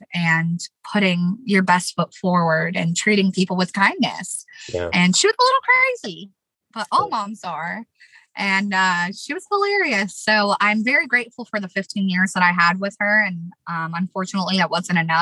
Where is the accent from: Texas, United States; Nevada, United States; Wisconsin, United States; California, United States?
Nevada, United States; Las Vegas; moved away as an adult; also born or lived in Chicago; I was born and raised in Las Vegas, Nevada